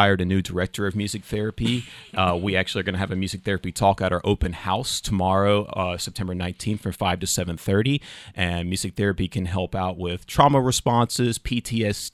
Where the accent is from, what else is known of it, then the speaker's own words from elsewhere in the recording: Southern Alabama, United States; accent: Southern; moved away as an adult; also born or lived in Florida; now in New Hampshire, United States; I'm originally from Southern Alabama